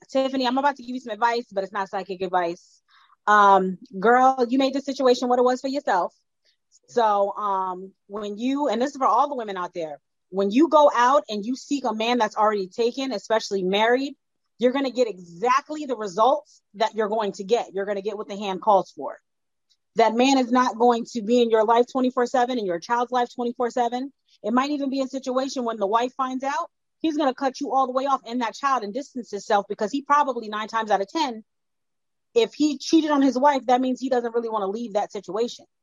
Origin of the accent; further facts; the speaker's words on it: New Jersey, United States; I'm from Jersey